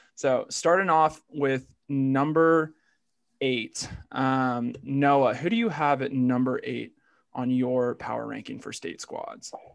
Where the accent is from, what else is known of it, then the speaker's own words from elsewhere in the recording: Virginia, United States; I'm from Virginia